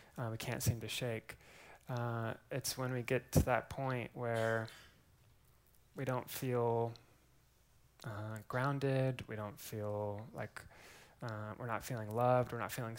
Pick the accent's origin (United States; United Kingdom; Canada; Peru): United States; Eugene, Oregon; also born or lived in Waco, Texas; now in Austin, United States; I'm originally from Eugene, Oregon. Grew up there